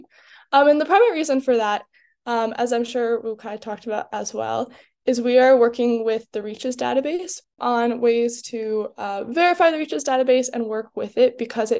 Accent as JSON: {"language": "English", "country": "United States", "tie": "born or raised there", "moved": "as an adult", "lives_now": "Montreal, Canada", "said": "growing up in the United States"}